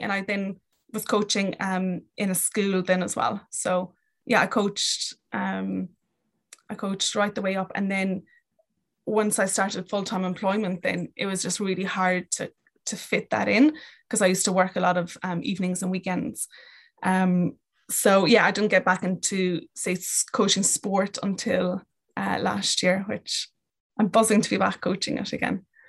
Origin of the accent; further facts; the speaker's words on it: Kerry, Munster, Ireland; moved away as an adult; also born or lived in London, United Kingdom / Dublin, Ireland; I am from Kerry, grew up in Kerry, um, until I moved to London